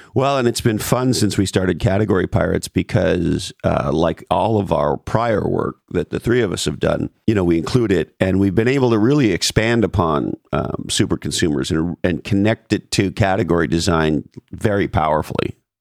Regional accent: Canada; as a Canadian

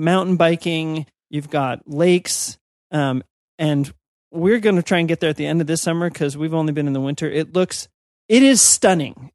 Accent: United States; as an American

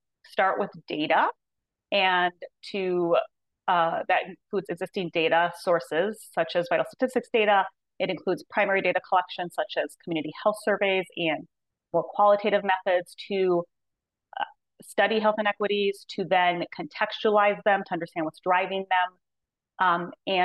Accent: Minnesota, United States; moved away as an adult; I'm from Minnesota, so that's where I had done my education

